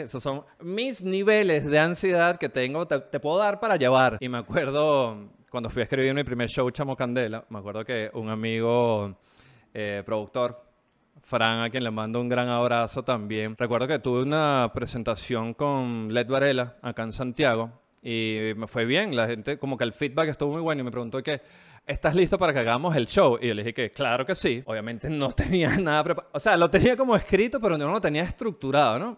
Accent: Venezuela; moved away as an adult; now in Chile; Yo salí de Venezuela eh, eh, personalmente por el tema de la inseguridad. Llegué a Chile, empecé a trabajar como cualquier migrante

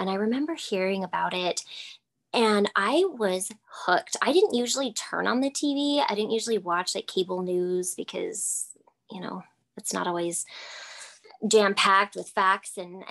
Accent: Texas, United States; I am a mom of three, married mom of three in Texas. I hail from the Lone Star State in the United States.

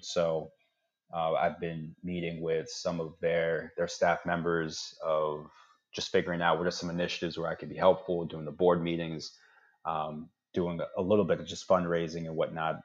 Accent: Fort Washington, Maryland, United States; I'm from Fort Washington from way back when

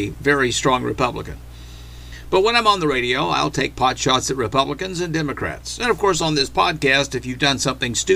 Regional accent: Arkansas, United States; we grew up in Arkansas under Governor Bill Clinton

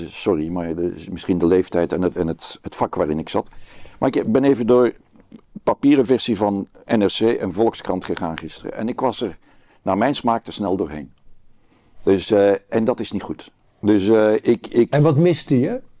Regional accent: Brussels, Brussels-Capital Region, Belgium; Want ik kom dan uit Brussel

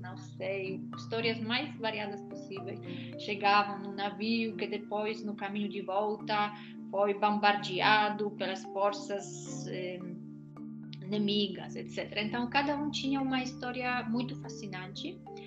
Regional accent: Poland; moved away as an adult; eu saí da Polônia em 2003, quando a Polônia ainda não fazia parte da União Europeia

